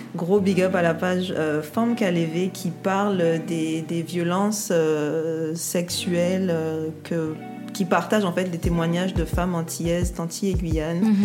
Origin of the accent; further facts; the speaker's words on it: Guadeloupe; on est guadeloupéenne